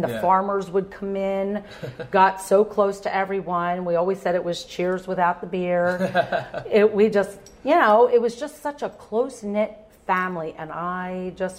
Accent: Oaks, Pennsylvania, United States; I grew up in Oaks.

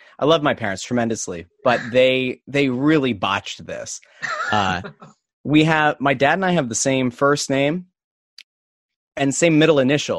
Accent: Pottsville, Pennsylvania, United States; also born or lived in West Chester / Royersford; I grew up in Pottsville, in the metropolis of of Schuylkill County, and the home of Yuengling beer, and the 1925 NFL champion Pottsville Maroons.

